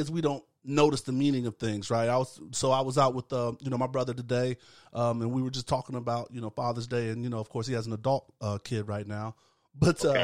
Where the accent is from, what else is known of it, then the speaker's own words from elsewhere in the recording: Tampa, Florida, United States; grew up in Tampa